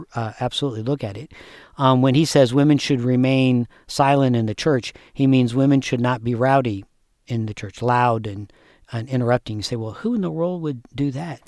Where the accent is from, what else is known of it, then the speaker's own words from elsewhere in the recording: United States; as an American.